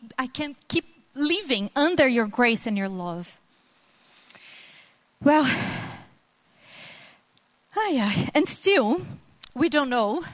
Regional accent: Brazil; moved away as an adult; my family and I moved here from Brazil exactly 3 years ago tomorrow

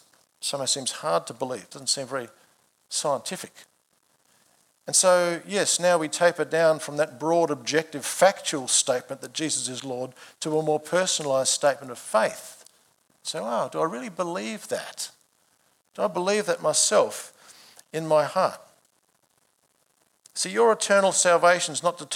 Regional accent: Adelaide, South Australia, Australia; I began my life in March 1967 when I was born in Adelaide.

